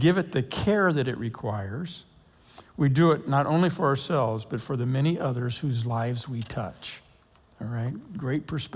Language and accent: English; Lake Oswego, Oregon, United States; I grew up in Lake Oswego. I graduated from high school there, went on to Oregon State